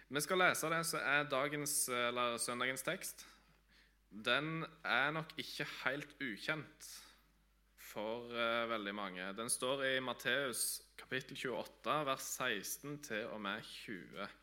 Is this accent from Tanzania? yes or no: yes; Tanzania; also born or lived in Vigrestad, Norway; now in Norway; Jeg er opprinnelig fra Vigrestad på Jæren. Jeg er født og oppvokst i Tanzania av eh, misjonærforeldre.